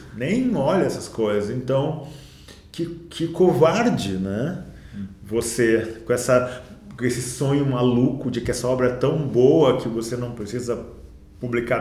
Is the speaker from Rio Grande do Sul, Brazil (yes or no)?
yes; Porto Alegre, Rio Grande do Sul, Brazil; also born or lived in Rio de Janeiro; now in São Paulo, Brazil; Eu, eu sou de Porto Alegre, minha casa é no Rio de Janeiro, mas nós moramos em São Paulo